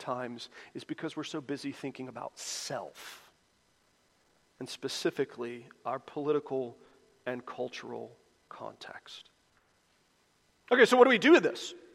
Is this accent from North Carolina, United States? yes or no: yes; Charlotte, North Carolina, United States; growing up in Charlotte